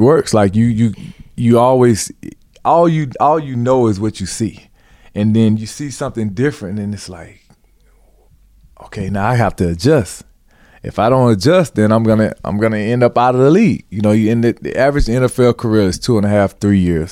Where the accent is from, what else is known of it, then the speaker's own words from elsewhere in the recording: Georgia, United States; I grew up in Georgia